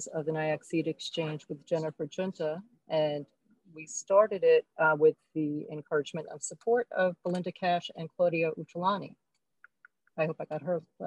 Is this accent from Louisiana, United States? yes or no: no; New York City, New York, United States; I grew up in Brooklyn